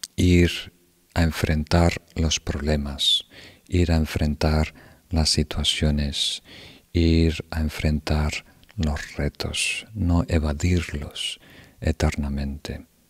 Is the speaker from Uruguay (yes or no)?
yes; Uruguay; Yo nací en Uruguay